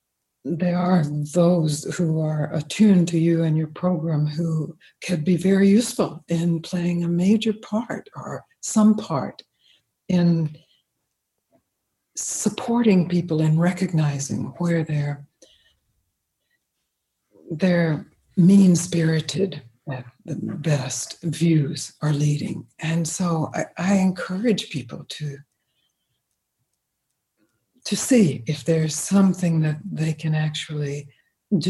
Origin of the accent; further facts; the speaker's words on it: Mississippi, United States; I grew up in the South, in Mississippi.